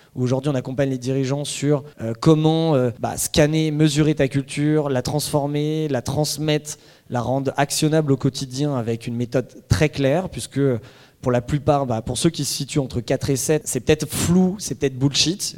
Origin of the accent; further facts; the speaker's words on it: France; on est français, en tout cas pour la plupart ici